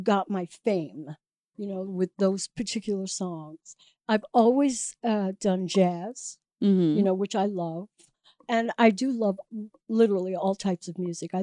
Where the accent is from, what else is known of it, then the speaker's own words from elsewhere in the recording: New York City, New York, United States; moved away as an adult; also born or lived in Los Angeles; now in Chicago, United States; eventually settled in Chicago after living in Los Angeles and growing up in Brooklyn